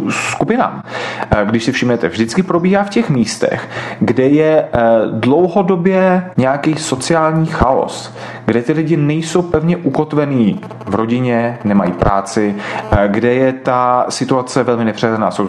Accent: Russia; moved away; E, my jsme, já jsem e, původem z jiné země, my jsme migrovali z Ruska a odcházeli jsme z ekonomických důvodů, protože sociální a ekonomický systém v Rusku po rozpadu Sovětského svazu se rozpadal

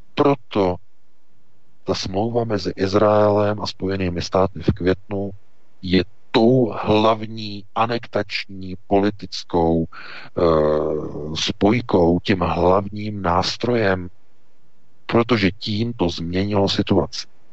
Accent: Czechia; my jako Češi máme právo na eh, naše pohraničí

